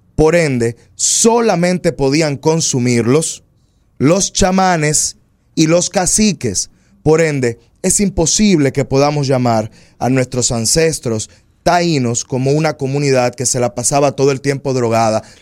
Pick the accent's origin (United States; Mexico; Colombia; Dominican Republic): Dominican Republic; esos somos los dominicanos. Los dominicanos somos una mixtura de razas